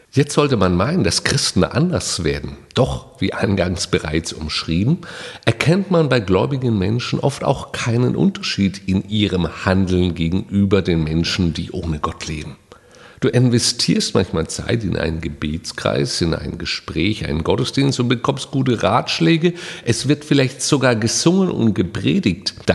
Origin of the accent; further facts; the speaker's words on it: Saarland, Germany; Hier bei uns im Saarland gehört das Grillen zur Lebenskultur. Bei uns heißt das Schwenken.